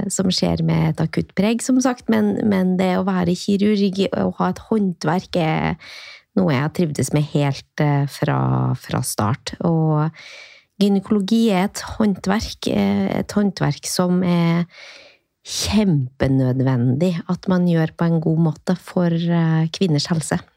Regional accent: Åren, Trøndelag, Norway; now in Oslo, Norway; fra et lite sted i Trøndelag som heter Åren. Som er ikke så langt fra Røros, som er et sted som de flere flere har hørt om.

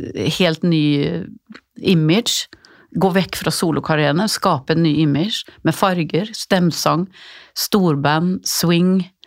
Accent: Gothenburg, Västra Götaland, Sweden; min hjemby Göteborg

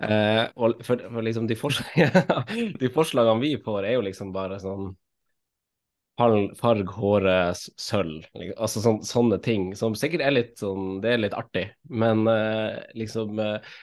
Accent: Finnsnes, Troms, Norway; also born or lived in Oslo; now in Asker, Norway; jeg er jo fra Finnsnes

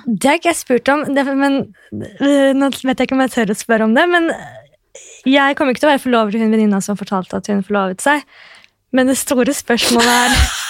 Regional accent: Oslo, Norway; accent: kebabnorsk; Nå er jeg født og oppvokst på Oslo S, da, jeg, og jeg bor der i tillegg.

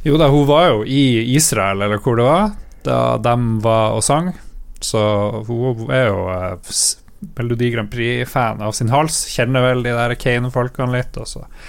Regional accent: Northern Norway, Norway

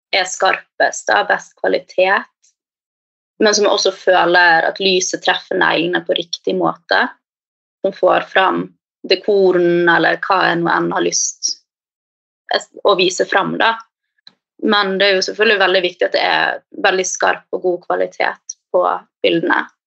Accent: Bergen, Vestland, Norway; moved away as an adult; now in Oslo, Norway; jeg kommer opprinnelig fra Bergen, men har bodd i Oslo nå de siste fem

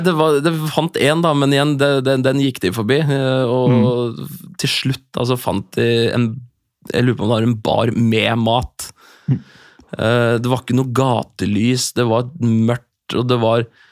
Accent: Norway; jeg er fra Norge

